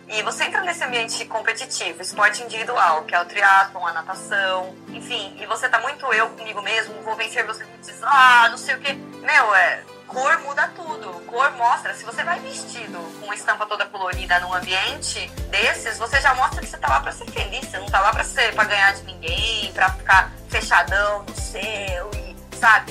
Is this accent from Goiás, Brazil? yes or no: no; Campinas, São Paulo, Brazil; moved away as an adult; now in Santos, Brazil; 2020 é meu décimo ano aqui morando em Santos, eu que sou natural de Campinas